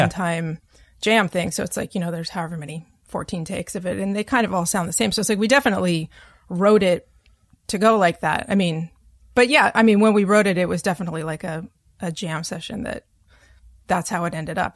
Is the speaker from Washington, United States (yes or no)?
yes; Vancouver, Washington, United States; moved away as an adult; now in New York, United States; growing up as a kid until high school, the end of high school, I was in Vancouver, Washington, which is not Vancouver, Canada.